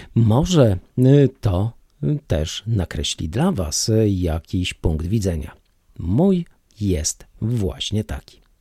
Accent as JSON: {"language": "Polish", "country": "Poland", "tie": "born or raised there", "said": "jako Polak, jako rodowity Polak z krwi i kości mieszkający od dziada, pradziada na tych ziemiach"}